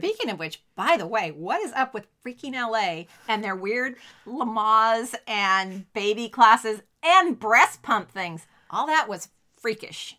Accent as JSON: {"language": "English", "town": "Sacramento", "region": "California", "country": "United States", "said": "we're from Sacramento"}